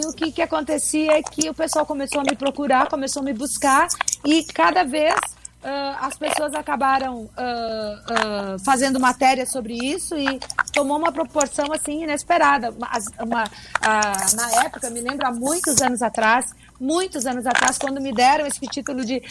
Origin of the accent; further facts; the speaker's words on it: South Region, Brazil; eu sou do Sul